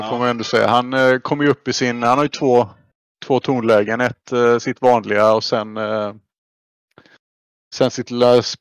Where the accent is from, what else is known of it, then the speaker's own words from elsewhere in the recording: Sweden; som, som svensk är det ju lätt att, att trilla dit med CS.